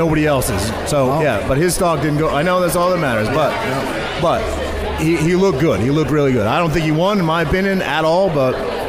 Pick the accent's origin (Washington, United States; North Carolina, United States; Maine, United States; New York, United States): Maine, United States; moved away as an adult; now in New Jersey, United States; I grew up in Maine